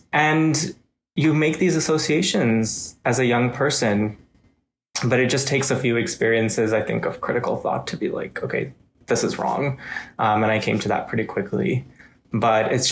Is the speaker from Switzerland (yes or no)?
no; India; now in Canada; somebody from India